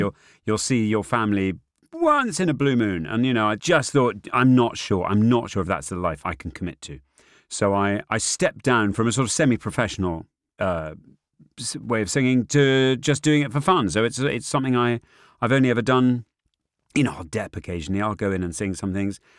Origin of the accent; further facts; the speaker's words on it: Northumberland, North East England, United Kingdom; I grew up in Northumberland